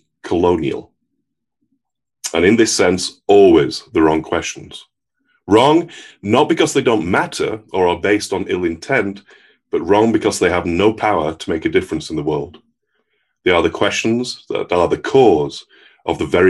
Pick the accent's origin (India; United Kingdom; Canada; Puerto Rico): United Kingdom; England; moved away as an adult; now in United States; I'm from England